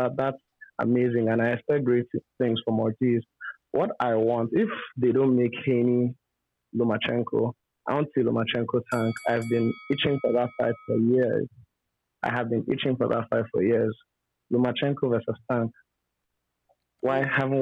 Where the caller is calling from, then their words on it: Nigeria; I'm calling from Nigeria.